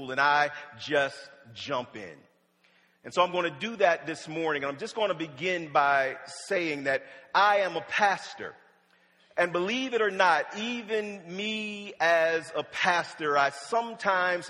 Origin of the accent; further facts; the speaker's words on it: Wilmington, Delaware, United States; also born or lived in Norfolk, Virginia; I was born in Norfolk, Virginia, and my parents moved to Wilmington, Delaware when I was about 5